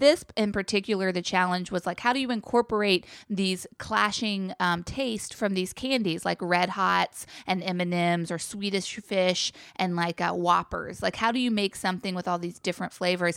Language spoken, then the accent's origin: English; Chapel Hill, North Carolina, United States; I come from Chapel Hill, North Carolina